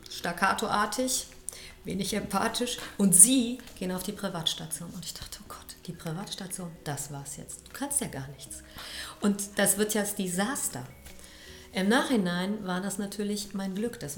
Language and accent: German; Düsseldorf, North Rhine-Westphalia, Germany; born there; der Chef in Köln kam auch aus Düsseldorf, so wie ich bin geborene Düsseldorferin.